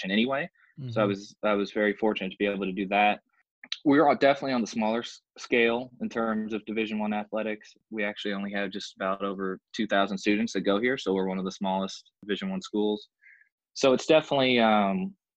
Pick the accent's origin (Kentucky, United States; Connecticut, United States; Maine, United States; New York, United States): Kentucky, United States; Louisville; moved away as an adult; now in Evansville, United States; I'm from Louisville, Kentucky originally